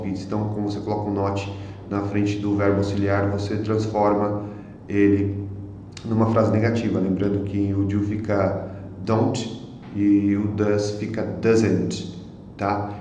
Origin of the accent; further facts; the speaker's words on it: Brazil; Eu sou brasileiro.